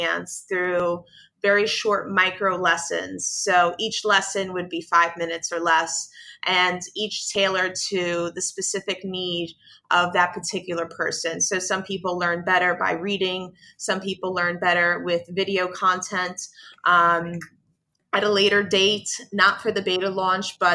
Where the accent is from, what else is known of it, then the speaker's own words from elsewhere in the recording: New York City, New York, United States; I am from the South Bronx, and South Bronx is one of the most impoverished neighborhoods in the United States. Certainly when I was growing up there